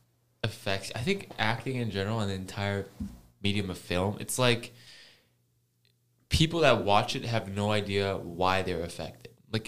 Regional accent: Hong Kong; moved away; I'm from Hong Kong.

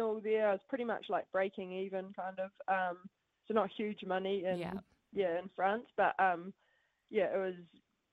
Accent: Matamata, Waikato, New Zealand; born or raised there; also born or lived in United States / Paris

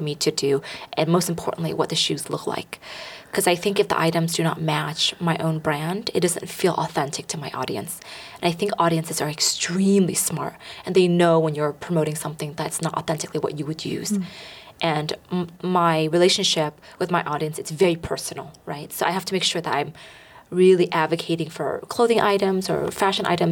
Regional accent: Bay Area, California, United States; Growing up in the Bay Area

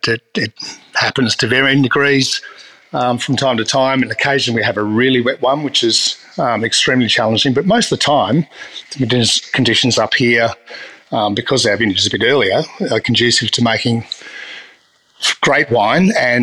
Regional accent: South Australia, Australia; particularly growing up in South Australia, you know, it's the home, and the Barossa Valley

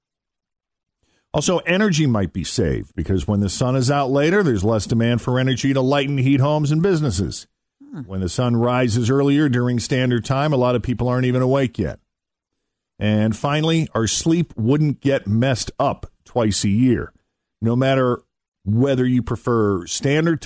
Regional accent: Boston, Massachusetts, United States; moved away; Growing up in Boston

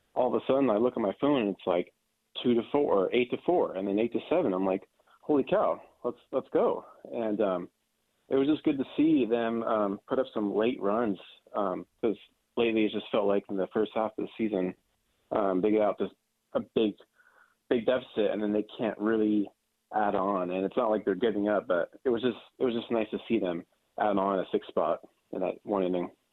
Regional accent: North Bay, Sonoma County, California, United States; moved away as an adult; now in Arkansas, United States; I'm from North Bay. I'm from Sonoma County

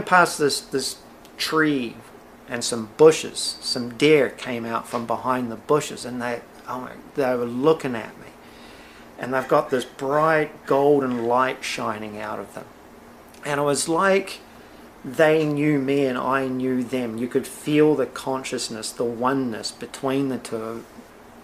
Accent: Blenheim, Marlborough, New Zealand; I grew up in the Wairau Valley of Blenheim, New Zealand

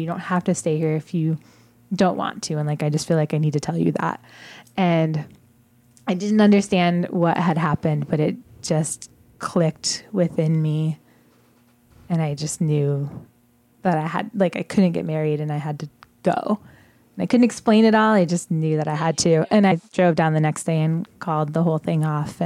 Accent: Southwest Michigan, United States; moved away; I grew up in Southwest Michigan in a really, really conservative, very religious household

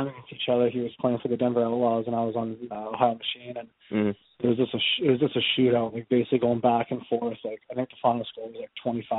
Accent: Ladner, British Columbia, Canada; also born or lived in Vancouver, Canada; I played with Sam growing up, and it's funny, he's probably 3 houses down from where my parents lived back in Ladner

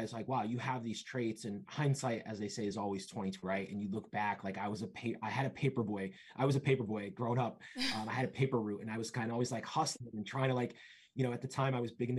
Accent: Bridgeport, Connecticut, United States; also born or lived in Rhode Island / Boston / Seymour, Connecticut; I'm originally from Bridgeport, Connecticut. I've been born and raised in Connecticut

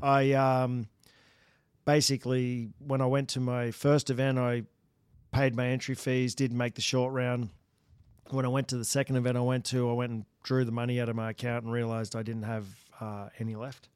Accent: Australia; moved away as an adult; now in United States; I come from Australia

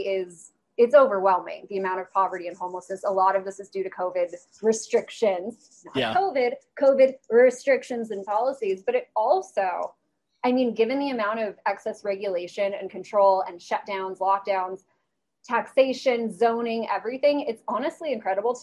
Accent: Los Angeles, California, United States; And I grew up in Los Angeles, like born and raised. Never lived anywhere else

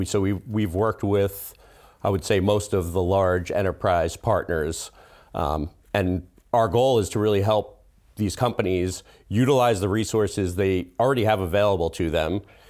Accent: Flushing, New York, United States; born there; I was actually, I was born in Queens. Didn't spend a lot of time here, but yeah, I was born in Flushing, Queens.

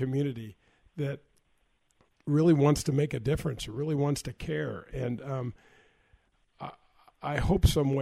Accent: North County, Missouri, United States; That's where I grew up in North County

